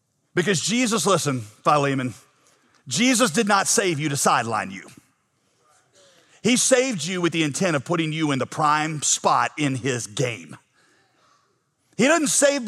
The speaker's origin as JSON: {"language": "English", "country": "United States", "said": "I'm an American through and through."}